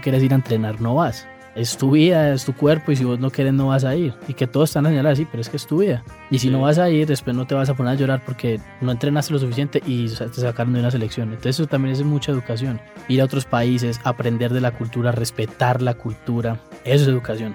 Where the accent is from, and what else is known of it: Colombia